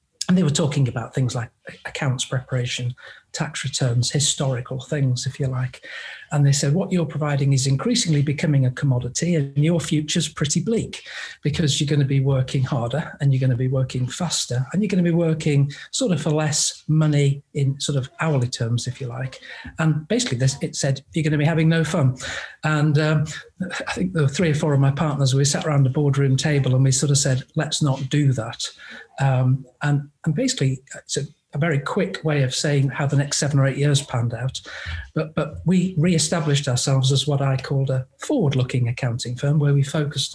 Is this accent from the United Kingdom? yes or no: yes; England, United Kingdom; moved away; I'm actually English